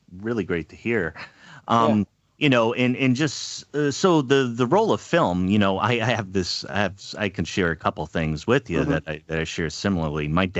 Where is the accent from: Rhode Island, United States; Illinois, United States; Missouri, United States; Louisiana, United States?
Rhode Island, United States; Pawtucket; I'm from Pawtucket, Rhode Island, just outside